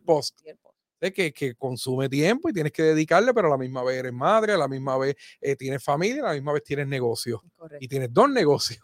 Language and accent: Spanish; Aibonito, Puerto Rico; Somos ayboniteños hasta la muerte